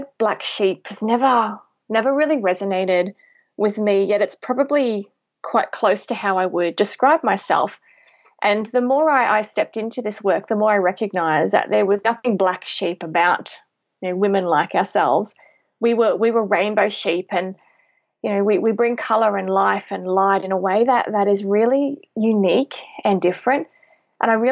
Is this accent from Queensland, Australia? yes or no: yes; Tiaro, near Maryborough, Queensland, Australia; now in Brisbane, Australia; I actually grew up on a pineapple and macadamia farm right near a very small town. It's called Tyro. It's near Maryborough in Queensland.